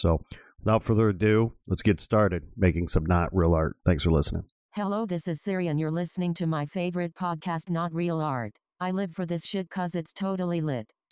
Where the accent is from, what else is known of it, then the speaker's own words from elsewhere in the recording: Chicago, Illinois, United States; moved away as an adult; now in Los Angeles, United States; I'm born and raised in uh, in and around the flyover city of Chicago.